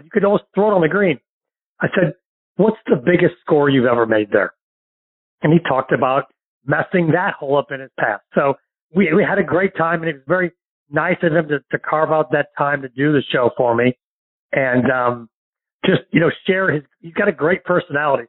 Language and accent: English; St. Louis, Missouri, United States; now in Florida, United States; my hometown of St. Louis